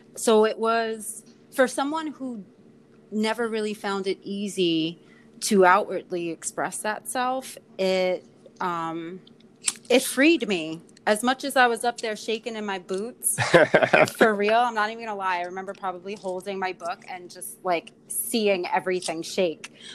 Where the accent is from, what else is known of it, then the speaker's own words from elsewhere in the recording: New York City, New York, United States; also born or lived in Ireland; born and raised in Queens in Astoria